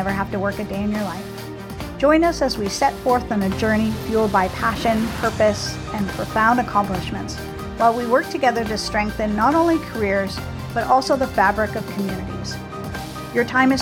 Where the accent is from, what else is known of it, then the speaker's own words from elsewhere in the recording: Selkirk, Manitoba, Canada; my hometown of Selkirk, Manitoba